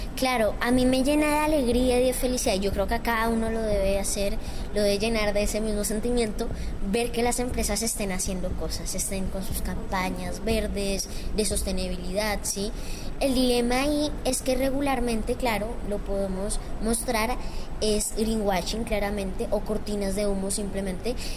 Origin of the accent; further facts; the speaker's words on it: Villeta, Cundinamarca, Colombia; Soy de Colombia, de Cundinamarca, de Villeta